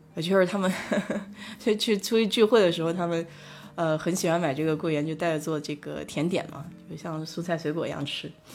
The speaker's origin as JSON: {"language": "Chinese", "town": "Nanjing", "region": "Jiangsu", "country": "China", "accent": "Nanjing dialect", "moved": "yes", "lives_now": "Houston, United States", "said": "我们南京话叫哄哈"}